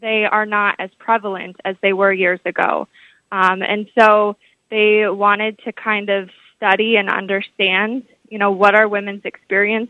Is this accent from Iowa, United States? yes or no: yes; Des Moines, Iowa, United States; moved away as an adult; also born or lived in Champaign-Urbana, Illinois / Milwaukee, Wisconsin; I grew up in the Des Moines area.